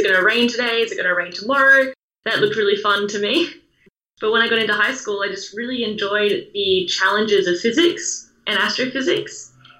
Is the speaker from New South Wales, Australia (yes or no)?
yes; Sydney, New South Wales, Australia; I grew up on Sydney's northern beaches